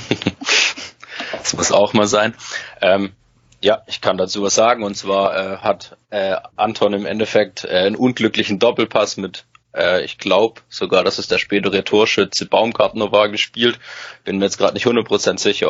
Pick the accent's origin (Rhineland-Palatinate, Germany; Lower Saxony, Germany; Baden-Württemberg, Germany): Baden-Württemberg, Germany; Stuttgart; also born or lived in Freiburg; ich bin hier aufgewachsen, geboren im Bremstal